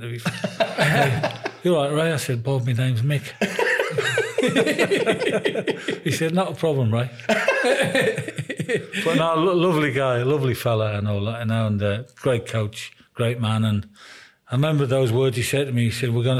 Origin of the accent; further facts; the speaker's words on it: Sunderland, North East England, United Kingdom; moved away; I was a proud man when I signed for Sunderland. I mean, my team, my hometown